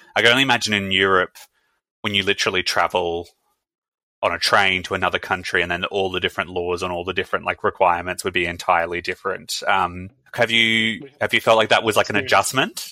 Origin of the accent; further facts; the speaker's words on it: Brisbane, Queensland, Australia; now in Melbourne, Australia; I'm from Brisbane